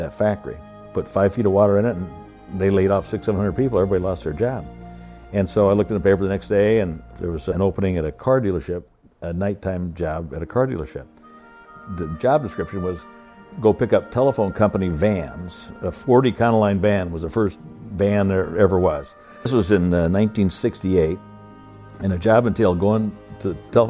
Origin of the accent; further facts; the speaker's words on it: Iowa, United States; I was born in Iowa on a farm, the oldest of five kids.